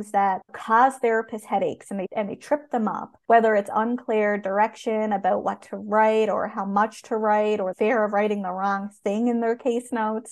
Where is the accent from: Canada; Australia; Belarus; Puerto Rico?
Canada; I am a Canadian social worker